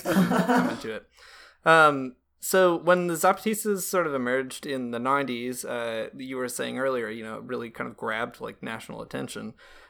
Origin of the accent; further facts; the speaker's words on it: United States; now in Canada; I'm an American and I live in Canada.